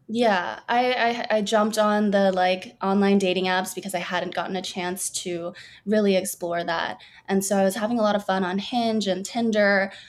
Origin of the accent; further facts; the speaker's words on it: Burbank, California, United States; born and raised in Burbank, California.